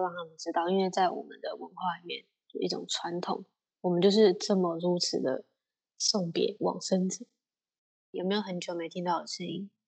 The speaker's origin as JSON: {"language": "Chinese", "country": "Taiwan", "said": "我是台湾人"}